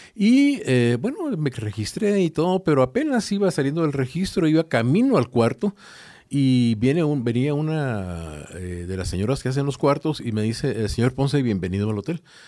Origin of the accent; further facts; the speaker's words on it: Guatemala; yo soy de Guatemala